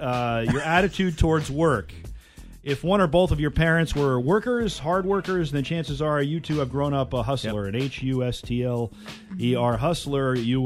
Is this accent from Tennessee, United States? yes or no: no; Connecticut, United States; I can remember growing up in Connecticut